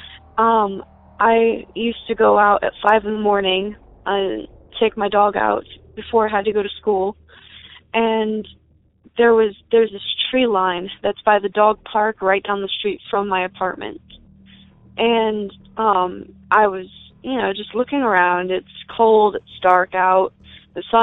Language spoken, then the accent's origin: English; Bethel, Ohio, United States; I'm from rural Cincinnati, Ohio, just outside of Bethel